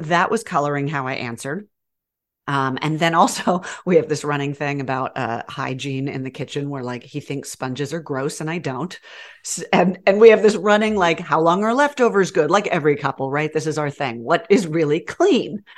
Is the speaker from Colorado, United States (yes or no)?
no; Georgia, United States; accent: southern; also born or lived in New York; now in Texas, United States; I was raised in Georgia and I will get all southern on ya